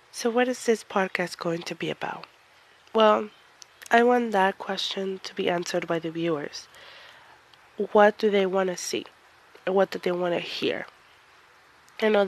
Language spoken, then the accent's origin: English; Mexico; I came from Mexico, so I'm Mexican descent.